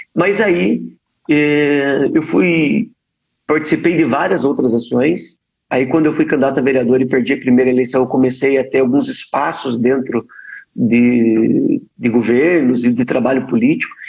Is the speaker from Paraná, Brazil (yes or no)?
yes; Ponta Grossa, Paraná, Brazil; eu sou aqui do Paraná, natural da cidade de Ponta Grossa. Eu continuo morando no mesmo bairro